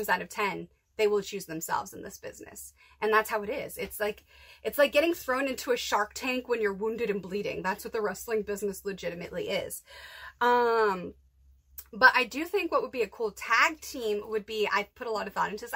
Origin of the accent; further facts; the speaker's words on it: Massachusetts, United States; moved away; growing up in Massachusetts